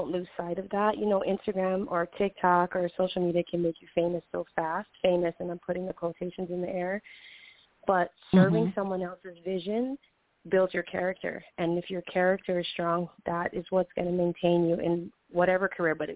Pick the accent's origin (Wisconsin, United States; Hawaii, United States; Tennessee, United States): Hawaii, United States; now in Los Angeles, United States; I grew up in Hawaii, so I was born and raised out there